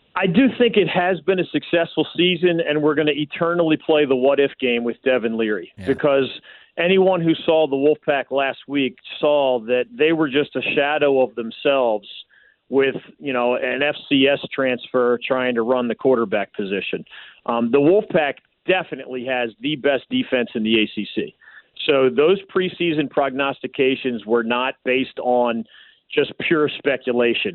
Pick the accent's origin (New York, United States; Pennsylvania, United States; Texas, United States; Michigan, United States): Pennsylvania, United States; Philadelphia; moved away; I grew up in Philly